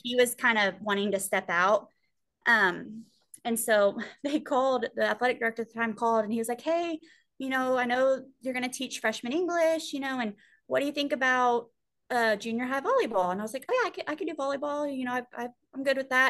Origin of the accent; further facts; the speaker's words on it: Sweeny, Texas, United States; being in my hometown